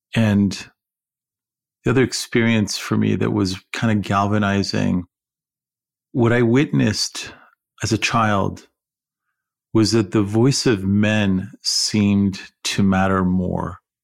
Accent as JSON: {"language": "English", "country": "Iran", "also_born_or_lived": "California", "moved": "yes", "lives_now": "United States", "said": "someone say, \"Where are you from?\" And I'd say, \"Iran.\""}